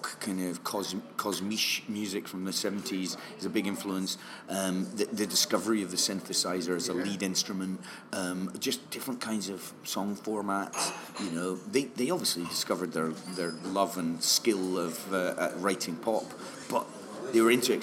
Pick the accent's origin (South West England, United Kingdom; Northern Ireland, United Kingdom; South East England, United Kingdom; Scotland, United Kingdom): Scotland, United Kingdom; near St Andrews; I was born abroad, but I grew up near St Andrews